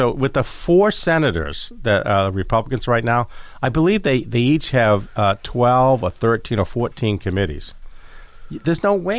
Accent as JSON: {"language": "English", "town": "Caribou", "region": "Maine", "country": "United States", "tie": "born or raised there", "moved": "yes", "said": "I was born in Caribou, Maine. And so it was up on the Canadian border. We used to go shopping in Canada all the time with my mom."}